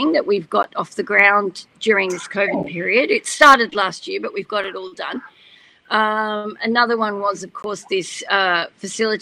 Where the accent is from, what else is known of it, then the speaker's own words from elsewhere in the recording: Australia; I'm Aussie through and through